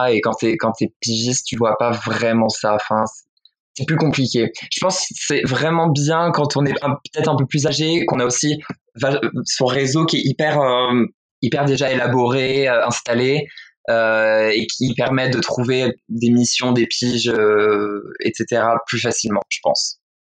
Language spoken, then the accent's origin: French; western France, France; moved away as an adult; now in Paris, France; je viens de province déjà, je viens de, l'ouest de la France